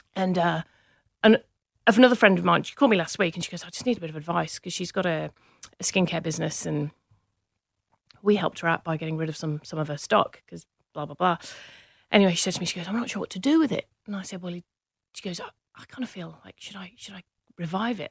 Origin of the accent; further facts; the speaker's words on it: Manchester, North West England, United Kingdom; accent: English; moved away; also born or lived in Cheshire; I grew up in Manchester, in the U K